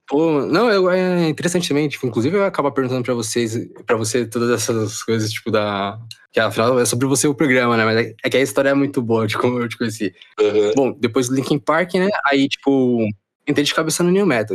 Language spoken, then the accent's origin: Portuguese; Brazil; now in Japan; sou brasileiro